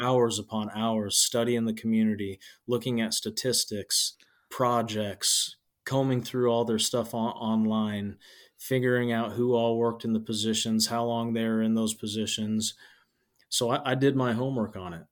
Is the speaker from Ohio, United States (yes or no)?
no; Nebraska, United States; accent: Midwest; now in Nevada, Iowa, United States; I'm from Nebraska and I'm a huge avid Nebraska fan